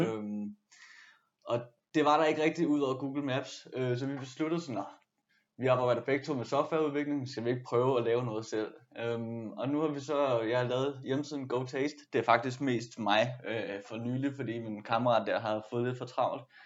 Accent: Frederikssund, Capital Region of Denmark, Denmark; now in Copenhagen, Denmark; Jeg er fra Frederikssund og oprindeligt, men altså, jeg har boet her de sidste år

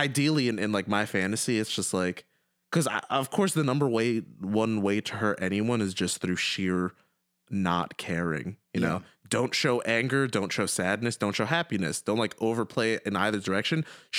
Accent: Syria; I'm from Syria.

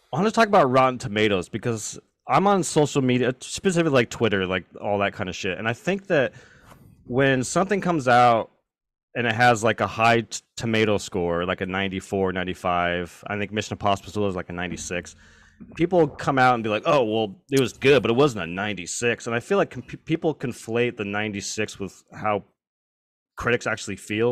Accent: Richland, Washington, United States; We grew up in Hanford, or not in Hanford, Richland, which is the neighboring

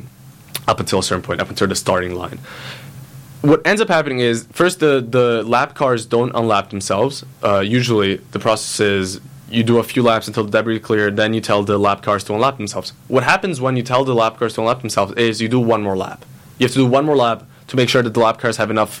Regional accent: Italy; moved away; I was born in Italy. I grew up in Italy.

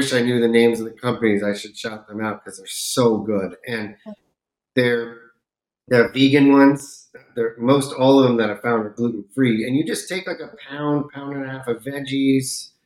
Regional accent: California, United States; now in Florida, United States; where I grew up in California, we have a lot of really good Indian food. And now I'm out in Florida

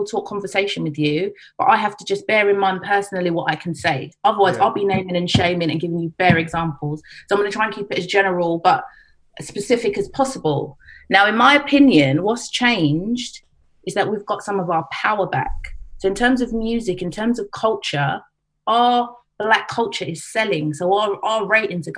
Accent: Harrow, London, United Kingdom; I'm from what I grew up in Harrow.

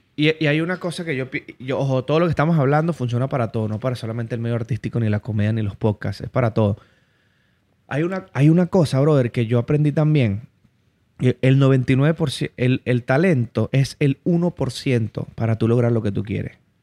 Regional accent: Barinas, Venezuela; moved away; yo vengo de Barinas, yo vengo de la región llanera.

